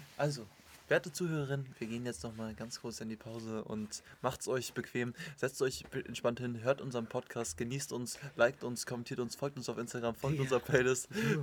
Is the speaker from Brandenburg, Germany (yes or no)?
yes; Potsdam, Brandenburg, Germany; wir kommen ja hier aus Potsdam